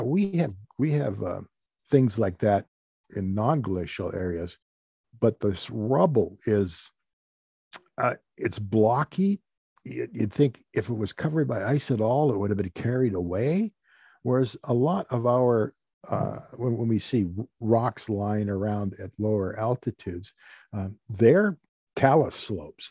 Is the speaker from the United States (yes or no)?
yes; Oroville, Washington, United States; I'm from the Oroville area.